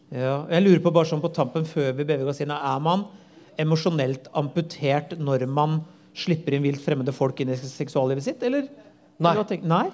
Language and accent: Norwegian; Tønsberg, Vestfold, Norway; der jeg kommer fra